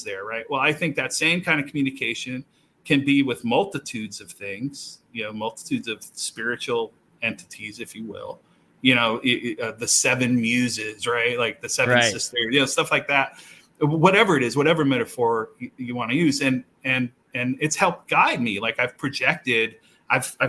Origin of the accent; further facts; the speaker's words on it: Southeast, United States; moved away; I grew up in the South